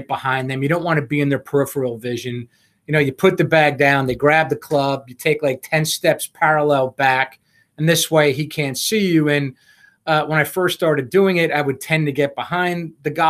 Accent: Harrison, New York, United States; The first loop I ever made was at a club in Harrison, New York, which was my hometown

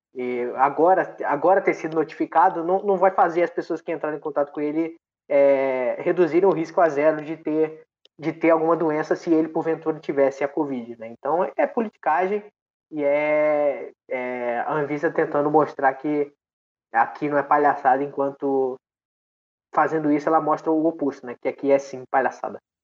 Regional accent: Brazil; a gente é brasileiro

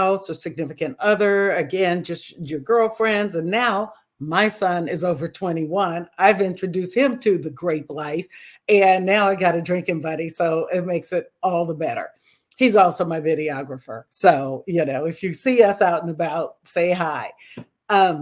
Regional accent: Napa, California, United States; I grew up in the Napa area

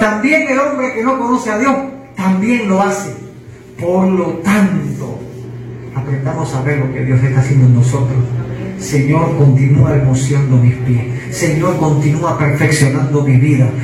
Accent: Havana, La Habana, Cuba; Yo soy de La Habana

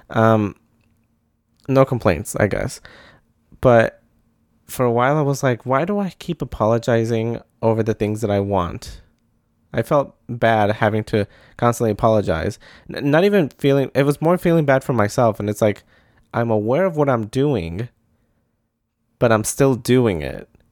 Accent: Midwest, United States; I'm from the Midwest. Saying sorry is a pastime.

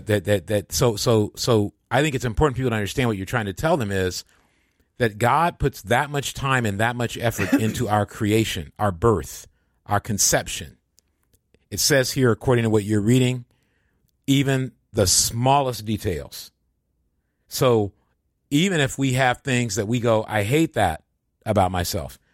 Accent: Michigan, United States; I come from Michigan

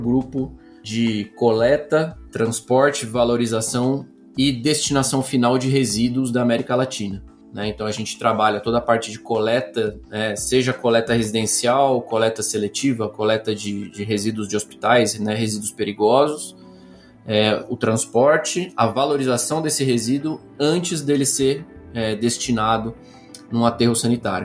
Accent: Campinas, São Paulo, Brazil; sou nascido aqui no Brasil, nascido em Campinas

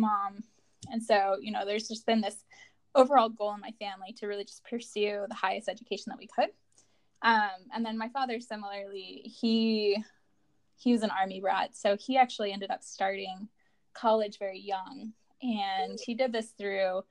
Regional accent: Colorado, United States; I'm from Colorado

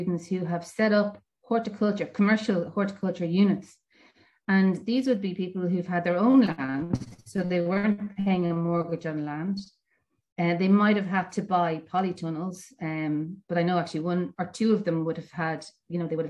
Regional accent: Dublin, Leinster, Ireland; now in Mayo, Ireland; I'm from Dublin originally

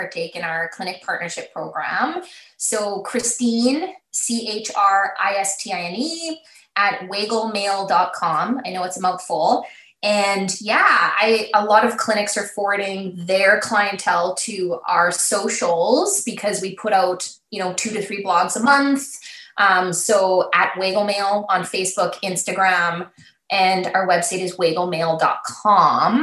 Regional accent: Alberta, Canada; moved away as an adult; also born or lived in Calgary, Canada; now in Saskatoon, Canada; I grew up in Alberta and I was in Calgary before Saskatoon.

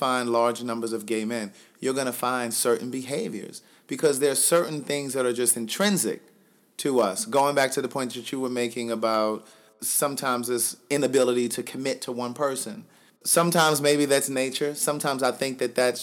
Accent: Maryland, United States; moved away as an adult; also born or lived in Atlanta, Georgia / Los Angeles, California; I'm from Maryland, so I've partied in Maryland and D.C.

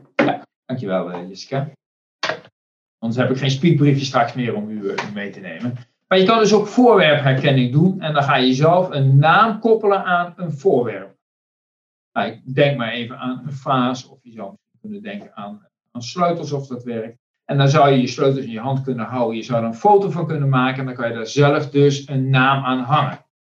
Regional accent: Netherlands; we als Nederlanders

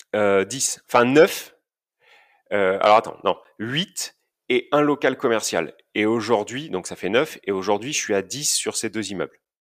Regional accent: Basque Country, Nouvelle-Aquitaine, France; now in Auvergne-Rhône-Alpes, France; Je suis euh, originaire du Pays Basque

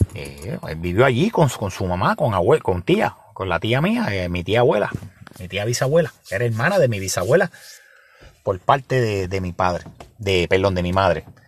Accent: Ciales, Puerto Rico; En el barrio mío, en la barriada donde yo me crié en Ciales

